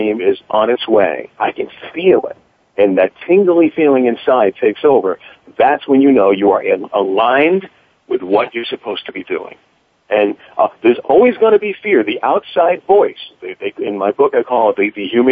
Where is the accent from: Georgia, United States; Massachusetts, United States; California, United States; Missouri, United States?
Massachusetts, United States; Worcester; I got a job offer at my hometown station in Worcester